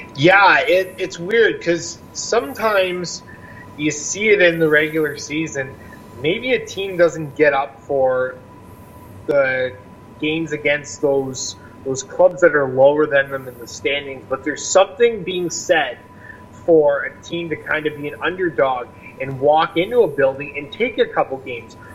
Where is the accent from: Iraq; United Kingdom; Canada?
Canada; Niagara region, Ontario; I grew up in the Niagara region, born and raised